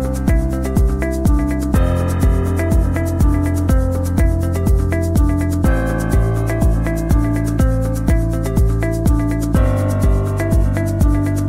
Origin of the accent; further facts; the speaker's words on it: Mozambique; first language Portuguese; English is a second language; I was studying English in Mozambique, and here we do speak Portuguese as our mother tongue, our national language. Actually, by the way, Portuguese is my mother tongue.